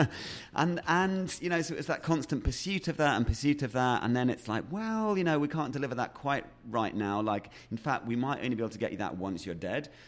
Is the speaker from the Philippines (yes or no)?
no; Yorkshire and the Humber, United Kingdom; also born or lived in Sheffield; I was born in Sheffield, which is a industrial town, or was at the time, up in the middle of England. Um, and then we moved fairly quickly, um, out to a little mining village, um, out in Yorkshire